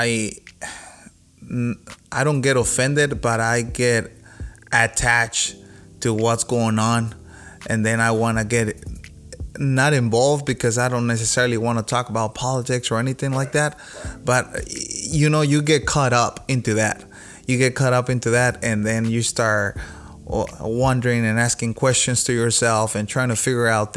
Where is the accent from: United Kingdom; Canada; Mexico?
Mexico; first language Spanish; English is a second language; now in United States; I was raised in Mexico